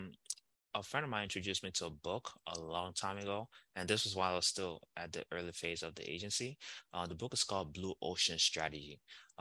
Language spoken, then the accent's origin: English; Nigeria; I'm Nigerian